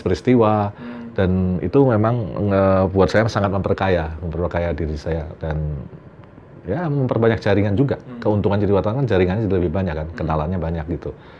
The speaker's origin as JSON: {"language": "Indonesian", "town": "Semarang", "region": "Central Java", "country": "Indonesia", "tie": "born or raised there", "also_born_or_lived": "Jakarta", "moved": "as an adult", "said": "saya lahir dan besar di Semarang, terus pindah Jakarta"}